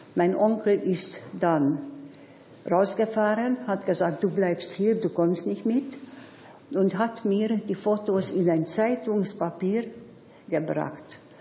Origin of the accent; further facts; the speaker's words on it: Budapest, Hungary; moved away; Nach dem Krieg wieder zu Hause angekommen bin, also in Budapest